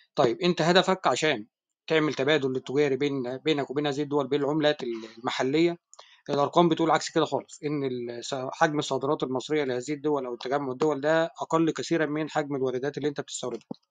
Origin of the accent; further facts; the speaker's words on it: Egypt; احنا عندنا في مصر هنا